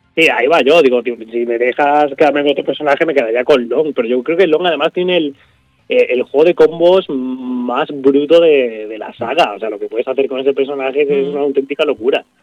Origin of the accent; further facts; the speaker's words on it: a small village in Málaga, Andalusia, Spain; en mi pueblo, en un pueblecito de Málaga, eh, un tío mío tenía un bar allí